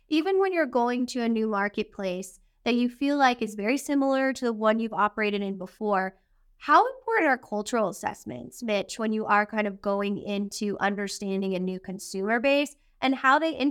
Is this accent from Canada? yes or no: yes; Canada; And so, being Canadian, Jordy